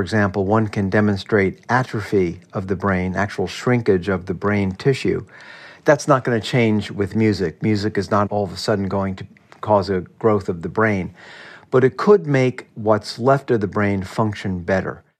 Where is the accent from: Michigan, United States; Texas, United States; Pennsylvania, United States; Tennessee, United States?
Michigan, United States; Marquette; moved away as an adult; I am from Marquette, Michigan, originally in the Upper Peninsula of Michigan. Absolutely gorgeous place to grow up.